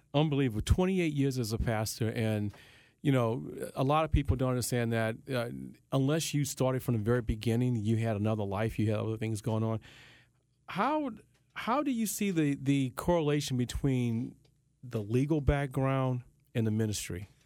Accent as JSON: {"language": "English", "town": "Baton Rouge", "region": "Louisiana", "country": "United States", "tie": "born or raised there", "also_born_or_lived": "New Orleans", "said": "I grew up in Baton Rouge, I was in New Orleans mm-hmm. quite a mm-hmm. bit"}